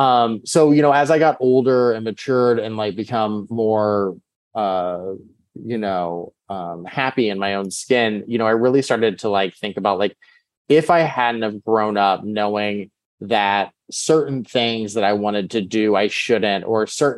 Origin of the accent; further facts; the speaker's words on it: Texas, United States; I think when you grow up queer, I grew up in Texas, like you're finding like your personality